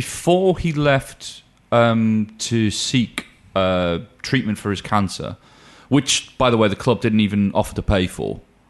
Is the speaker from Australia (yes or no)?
no; Newcastle upon Tyne, North East England, United Kingdom; I'm once a Geordie, always a Geordie.